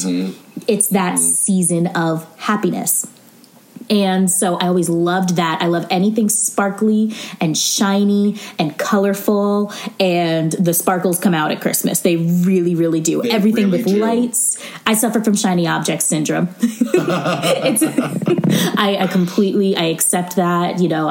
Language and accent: English; Maryland, United States; my parents were in the military and we moved around a bunch, but I always like to claim that I'm from Maryland just because it was where we were the longest.